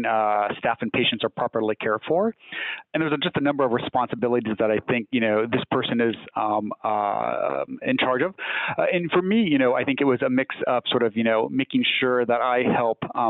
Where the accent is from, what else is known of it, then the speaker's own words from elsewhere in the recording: just outside San Bernardino, Southern California, United States; now in Northern California, United States; I am from Southern California originally. So just outside of San Bernardino